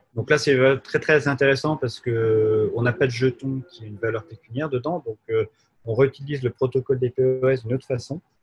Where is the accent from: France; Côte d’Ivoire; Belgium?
France; Jura, Bourgogne-Franche-Comté; also born or lived in Paris; on a fait une coopérative en France, chez moi, dans le Jura.